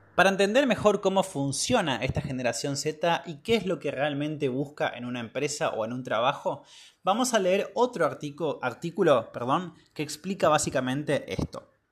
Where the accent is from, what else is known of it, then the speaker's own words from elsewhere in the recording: northern Patagonia, Argentina; now in Córdoba, Argentina; yo soy del norte de la Patagonia y estudié y vivo actualmente en la ciudad de Córdoba